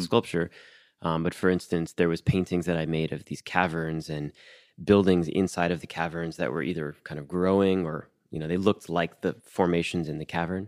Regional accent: Miami, Florida, United States; moved away as an adult; I, I grew up in Miami

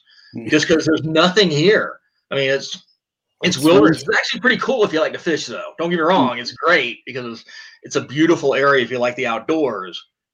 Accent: the South, United States; now in Pennsylvania, United States; but I'm actually from the South, and now I live in Pennsylvania, so I guess I can joke on both.

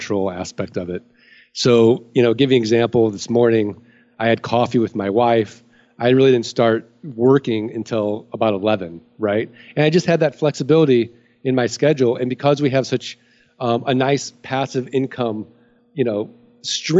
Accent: St. Louis, Missouri, United States; I'm from St. Louis. I'm from Missouri.

